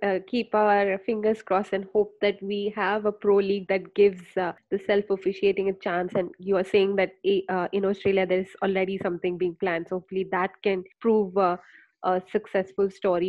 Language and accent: English; India; I'm from India